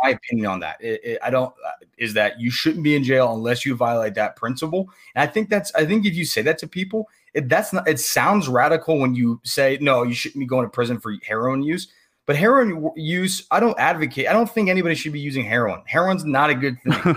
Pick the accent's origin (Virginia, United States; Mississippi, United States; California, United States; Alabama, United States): Virginia, United States; moved away; I grew up in Virginia. That's where I'm originally from. You know, I no longer live there